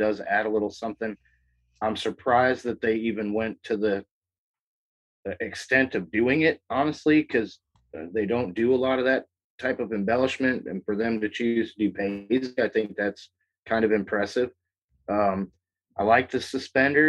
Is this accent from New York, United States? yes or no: yes; New York, United States; I grew up in New York